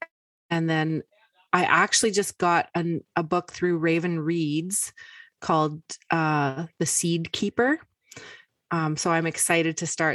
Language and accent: English; Yellowknife, Northwest Territories, Canada; I was born and raised in Yellowknife.